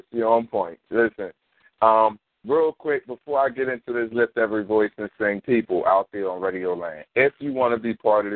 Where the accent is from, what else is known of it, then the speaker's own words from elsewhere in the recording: Philadelphia, Pennsylvania, United States; moved away; I'm from North Philly. Yeah, I mean, I'm from Sterling for Huntington. I went to Edison. I went to Wanamaker for about a half a year to a year. I didn't stay there because I moved out the city.